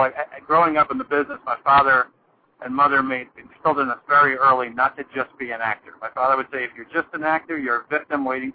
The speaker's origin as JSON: {"language": "English", "town": "New York City", "region": "New York", "country": "United States", "tie": "born or raised there", "said": "I was born in New York City"}